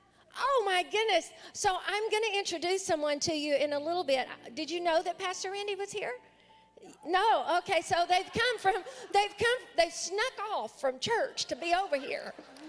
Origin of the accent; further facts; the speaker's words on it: Louisiana, United States; moved away; Stand up, Louisiana, and let us welcome my home state, Louisiana.